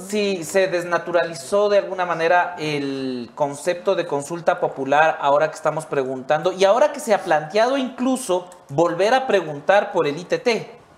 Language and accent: Spanish; Ecuador; todos los ecuatorianos